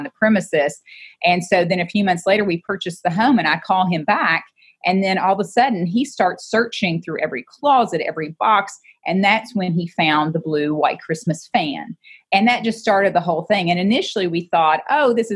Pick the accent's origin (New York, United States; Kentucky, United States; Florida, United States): Kentucky, United States; Maysville; also born or lived in Augusta, Kentucky; I was born in Augusta. My great-great-great-grandfather back in 1796 founded Augusta with a couple other gentlemen. And then we moved to Maysville, and that's where I finished high school at Mason County High School